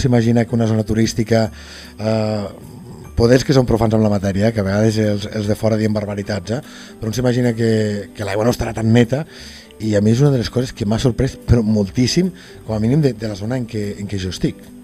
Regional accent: Lleida, Catalonia, Spain; com que sóc de Tarrandins, som de Lleida

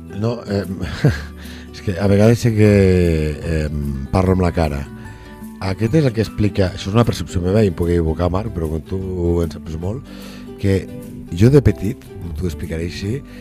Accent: Lleida, Catalonia, Spain; nosaltres intentem com a lleidatans

